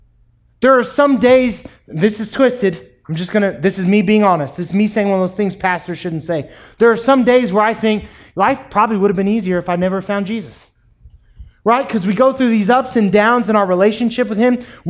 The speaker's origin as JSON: {"language": "English", "town": "New York City", "region": "New York", "country": "United States", "said": "It's my water. I'm from New York City. Never mind."}